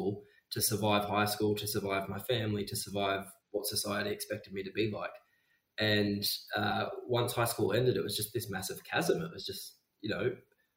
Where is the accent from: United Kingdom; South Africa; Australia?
Australia; Geraldton, Western Australia; I grew up in Geraldton, which is about 4 hours north of Perth